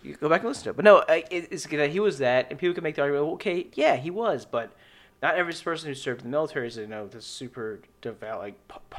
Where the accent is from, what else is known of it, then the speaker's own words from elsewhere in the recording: Annapolis, Maryland, United States; I grew up in Annapolis, right next to Fort Meade, next to our NSA.